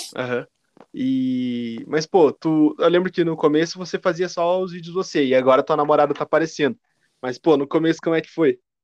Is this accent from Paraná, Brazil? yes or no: yes; Curitiba, Paraná, Brazil; Eu sou de Curitiba